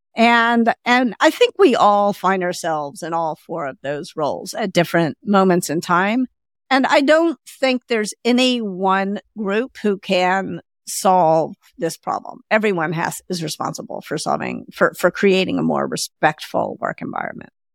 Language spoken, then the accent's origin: English; the South, United States; I grew up in the South, and I'm a woman